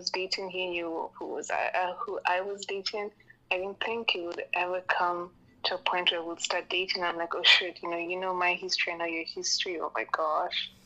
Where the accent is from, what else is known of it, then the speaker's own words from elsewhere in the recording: Kenya; moved away; I'm born and raised here